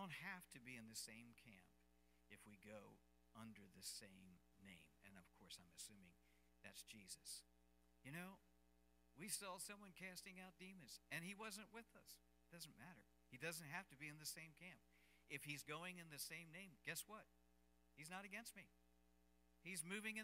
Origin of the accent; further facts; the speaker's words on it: United States; as an American